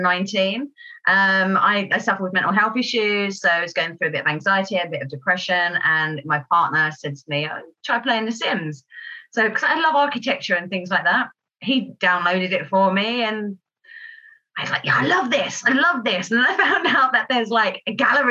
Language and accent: English; Kent, South East England, United Kingdom; I'm from Kent